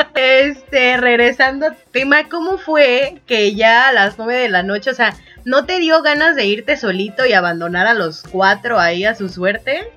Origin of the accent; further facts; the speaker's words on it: Puerto Escondido, Oaxaca, Mexico; also born or lived in Puebla; ya estoy ahora en Puerto Escondido, Oaxaca, mi tierra natal